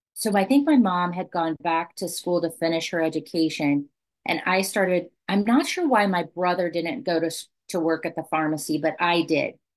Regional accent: Southwest Kansas, United States; I grew up in Southwest Kansas

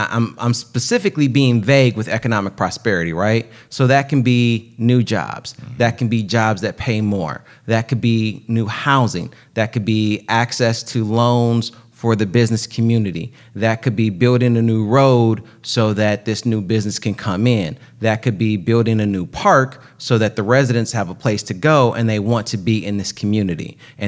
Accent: Pontiac, Michigan, United States; But I was born and raised myself in Michigan.

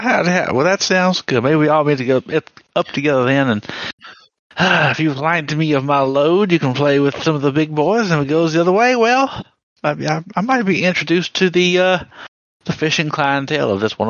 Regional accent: the South, United States; And here, I was raised in the South. I thought all these Yankees up here, I'd heard so many disparaging comments and aspersions upon your character.

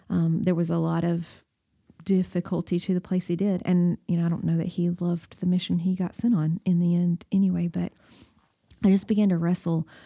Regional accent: Baxter, Tennessee, United States; I grew up in Baxter, Tennessee

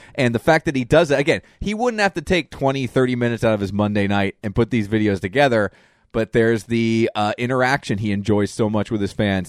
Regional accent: Reading, Pennsylvania, United States; we're from Reading, Pennsylvania.

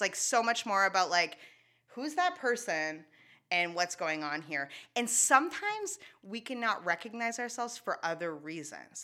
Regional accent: Shediac, New Brunswick, Canada; first language English; And then we moved to Shediac.

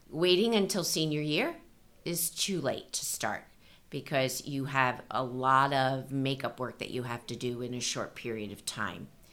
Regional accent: East Coast, United States; moved away as an adult; now in California, United States; was raised on the East Coast

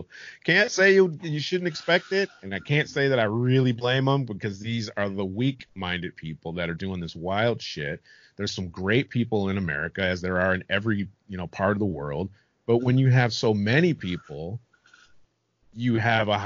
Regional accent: United States; moved away; I'm American

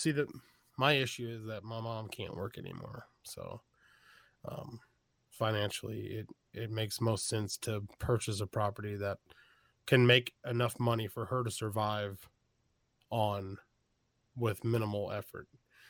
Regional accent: Texas, United States; also born or lived in Iowa; I was born in the Midwest in {S0} okay. {S1} Iowa, and I grew up in Texas, so I still have the accent

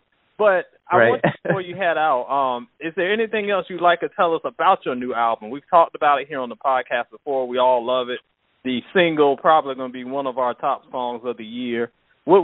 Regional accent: Virginia, United States; I'm from Virginia.

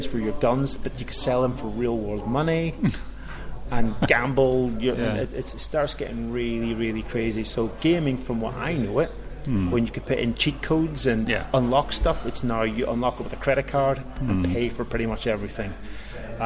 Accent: Northern Ireland, United Kingdom; now in Cambridge, United Kingdom; as you can probably tell from my accent, I'm originally from Northern Ireland.

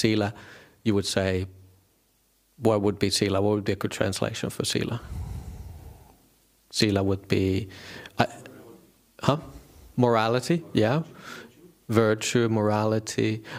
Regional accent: northern Finland, Finland; I didn't grow up with that. I come from Northern Finland. There's no Buddhism there.

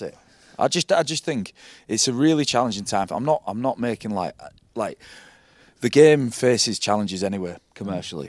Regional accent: Hull, Yorkshire and the Humber, United Kingdom; I'm from Hull.

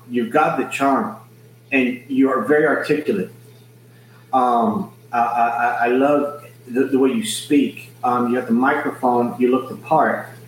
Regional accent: Scotland, United Kingdom; Oh, I'm from Scotland, and she's gonna watch this several times and, and, and tell her friends about it.

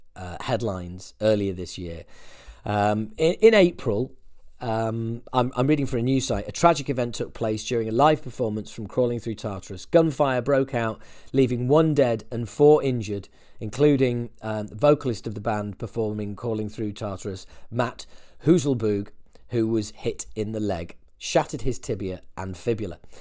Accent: United Kingdom; as a Brit

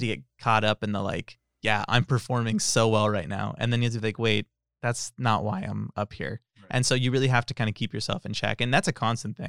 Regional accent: Tracy, California, United States; I'm from Tracy

